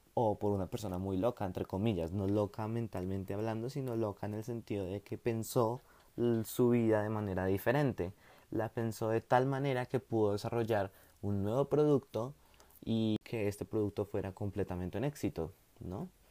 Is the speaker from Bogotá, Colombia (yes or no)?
yes; Bogotá, Colombia; yo soy bogotano.